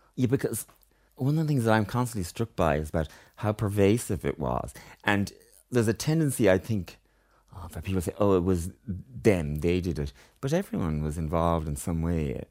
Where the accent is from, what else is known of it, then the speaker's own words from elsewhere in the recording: Ireland; also born or lived in Tokyo, Japan; I'm delighted to be Irish